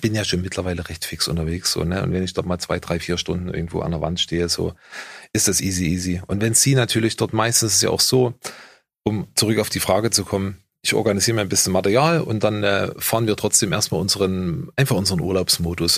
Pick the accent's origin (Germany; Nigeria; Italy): Germany; ich bin halt ein Deutscher